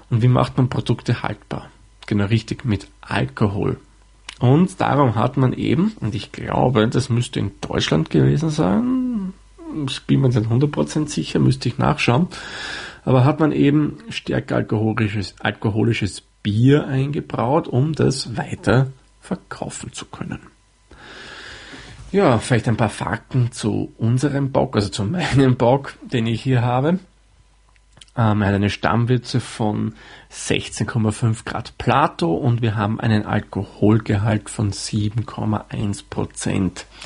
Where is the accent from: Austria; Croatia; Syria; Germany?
Austria; man vermutlich etwas an meiner Aussprechweise heraushören kann oder vermuten kann, sagen wir mal so, komme ich aus Österreich.